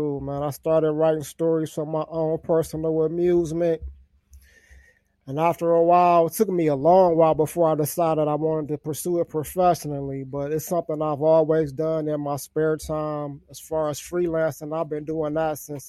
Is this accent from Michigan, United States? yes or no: yes; Detroit, Michigan, United States; I'm actually from Detroit, Michigan